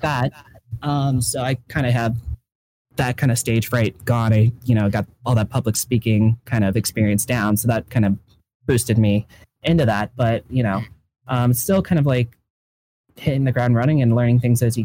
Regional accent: Ohio, United States; I'm from Ohio

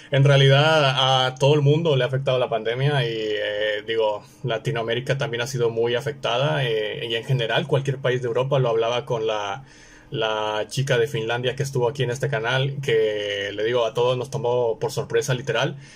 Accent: Monterrey, Nuevo León, Mexico; yo soy de Monterrey, del norte de México

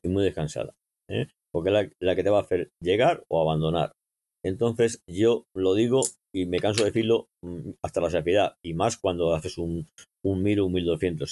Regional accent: Almagro, Castilla-La Mancha, Spain; now in Madrid, Spain; Vivo en Madrid, pero soy manchego de, nacimiento en Almagro

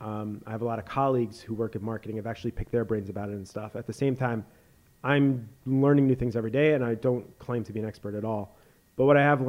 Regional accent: New York, United States; I grew up in New York listening to The Fan

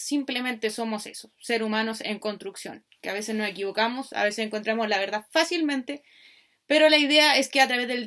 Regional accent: Chile; soy chilena, por lo tanto la mayoría de las reflexiones van a partir de donde vivo, de donde estoy, de donde soy.

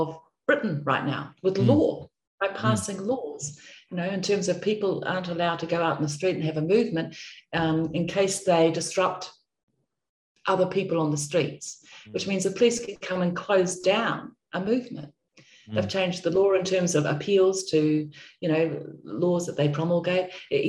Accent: New Zealand; now in Australia; because I come from New Zealand, I've lived most of my life in Australia, I should say

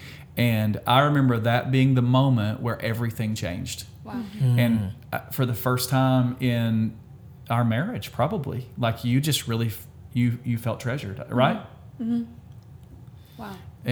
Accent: Alabama, United States; we're from Alabama

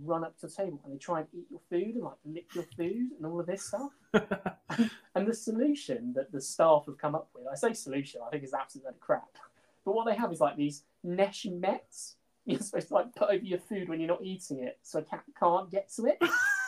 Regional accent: England, United Kingdom; We're two friends from the Midlands who are absolutely diehard Survivor fans.

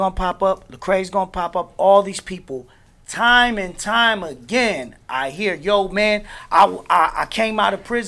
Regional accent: Newark, New Jersey, United States; now in Orlando, United States; I'm from Newark, New Jersey, currently out in Orlando.

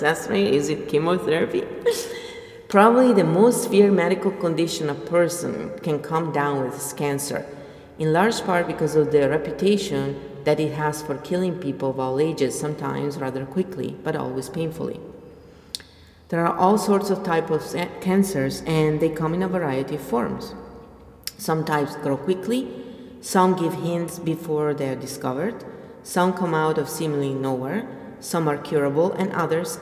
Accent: Italy; I am from Italy

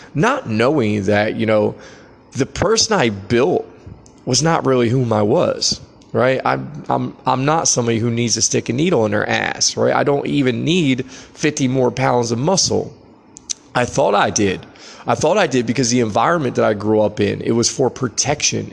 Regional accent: United States

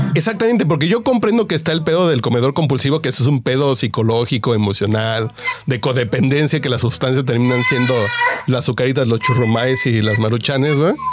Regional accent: Mexico

